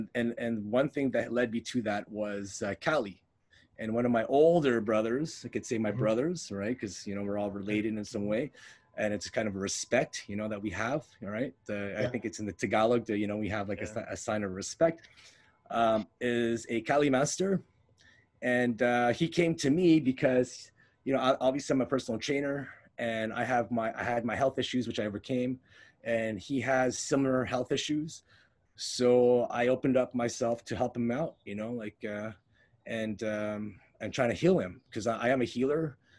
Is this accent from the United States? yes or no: no; Montreal, Quebec, Canada; Okay, so I could say growing up, I grew up Filipino, but somewhere along the way, I lost touch with it.